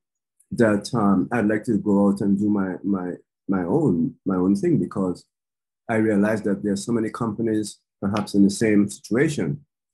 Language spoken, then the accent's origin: English; Canada; moved away as an adult; now in Japan; I grew up in Canada